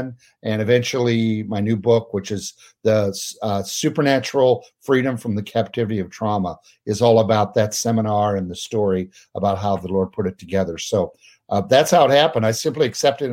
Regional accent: Peoria, Illinois, United States; moved away as an adult; now in Pennsylvania, United States; my hometown of Peoria, Illinois

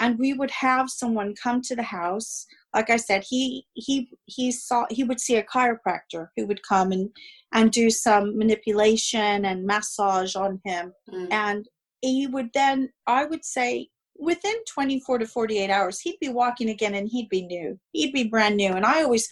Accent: Monterey County, California, United States

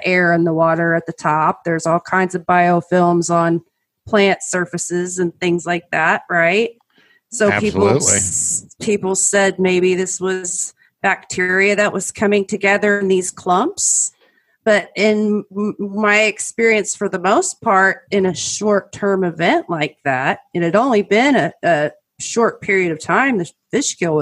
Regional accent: Oklahoma, United States; all of my years growing up in Oklahoma

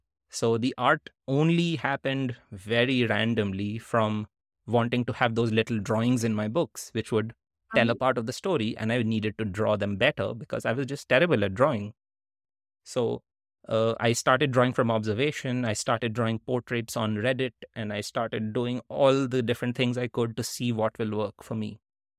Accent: India; also born or lived in Netherlands; now in United States; I was living in the US and all my stories had been about growing up in India. All my writing had been when I lived in India, when I lived in the Netherlands, and I had just moved to the US

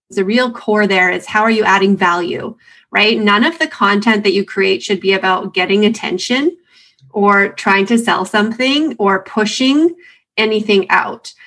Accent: Canada; a Canadian

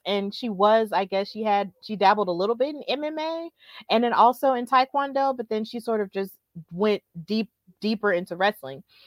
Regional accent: Birmingham, Alabama, United States; also born or lived in New York; here in Birmingham in my hometown

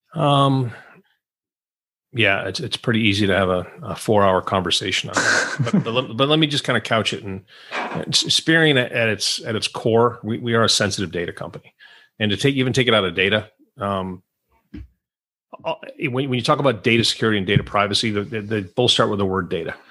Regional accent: Rochester, New York, United States; moved away as an adult; also born or lived in New Orleans; I was born in uh, Rochester. That's where I grew up in Western New York

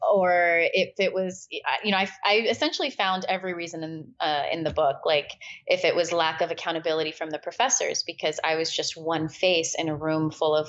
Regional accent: California, United States; born or raised there; also born or lived in Peshawar, Pakistan

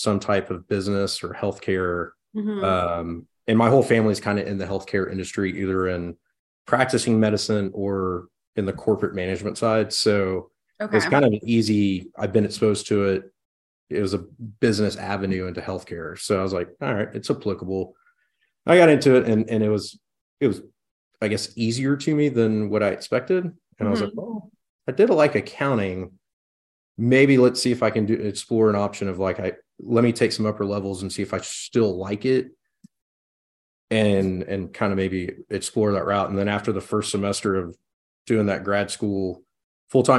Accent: College Station, Texas, United States; also born or lived in Waco, Texas / Fort Worth, Texas; now in Midland, United States; originally from Bryan College Station

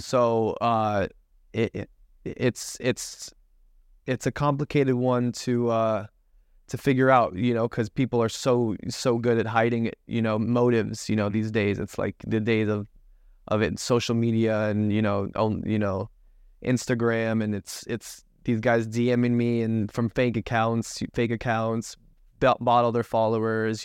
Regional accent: Tampa, Florida, United States; grew up in Tampa, Florida

